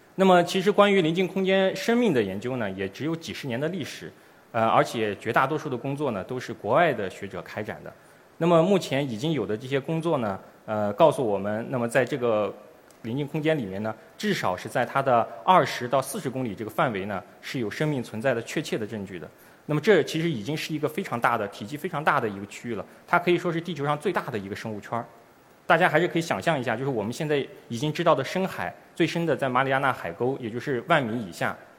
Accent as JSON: {"language": "Chinese", "country": "China", "said": "我们中国人将第一次利用我们自己的探测器"}